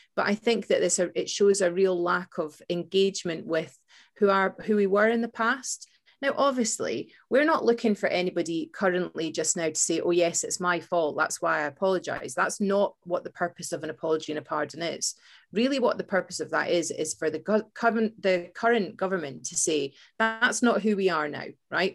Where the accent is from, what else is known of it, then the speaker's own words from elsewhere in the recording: Fife, Scotland, United Kingdom; we growing up in Scotland